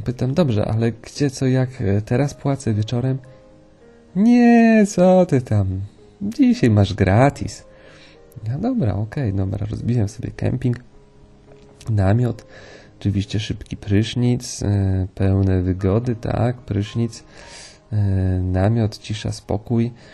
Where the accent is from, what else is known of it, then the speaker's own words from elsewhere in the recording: Poland; jestem z Polski